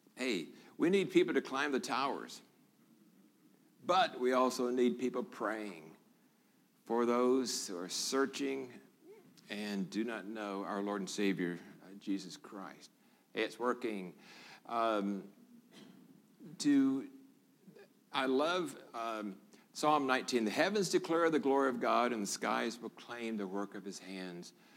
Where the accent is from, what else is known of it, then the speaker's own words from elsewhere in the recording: Memphis, Tennessee, United States; moved away as an adult; also born or lived in Hong Kong / Singapore / Guam / Florida; now in Lakeland, Tennessee, United States; I was born here in Memphis